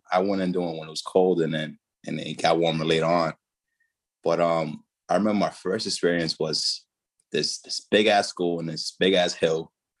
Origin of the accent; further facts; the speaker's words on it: Dominican Republic; my oldest brother ended up passing away tragically in my home in Dominican Republic, my home country.